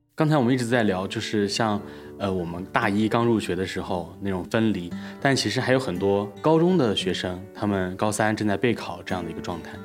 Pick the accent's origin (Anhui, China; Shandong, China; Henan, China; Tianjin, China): Anhui, China; 我是安徽的考生